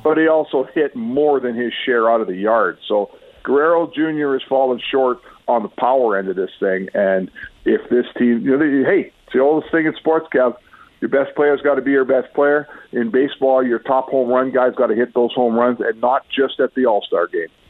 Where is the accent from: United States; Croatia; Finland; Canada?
Canada; Edmonton, Alberta; when I was growing up in the West End.